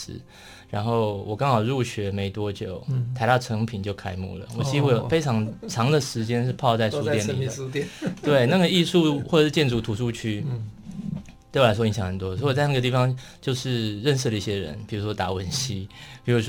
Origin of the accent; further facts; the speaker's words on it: Taipei, Taiwan; also born or lived in Taitung; 我算台东出生的， 对对对， 然后在台北长大。